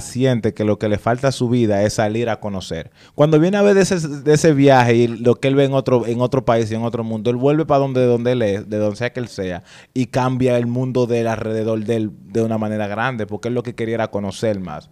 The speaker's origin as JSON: {"language": "Spanish", "region": "San Cristóbal", "country": "Dominican Republic", "moved": "yes", "said": "en San Cristóbal, donde yo soy del barrio de Lavapié"}